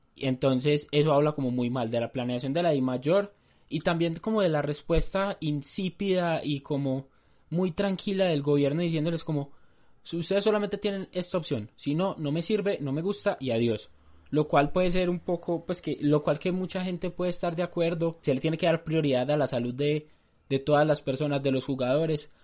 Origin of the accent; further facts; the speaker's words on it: Medellín, Antioquia, Colombia; nosotros dos que somos de Medellín